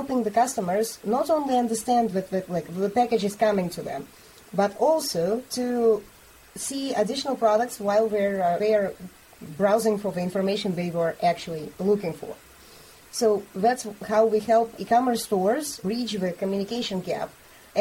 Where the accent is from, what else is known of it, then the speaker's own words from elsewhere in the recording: Bulgaria; I'm from Bulgaria